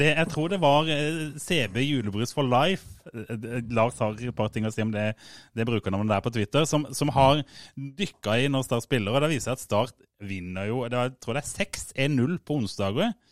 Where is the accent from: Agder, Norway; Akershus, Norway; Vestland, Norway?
Agder, Norway; Fevik; Eller jeg er jo fra Fevik.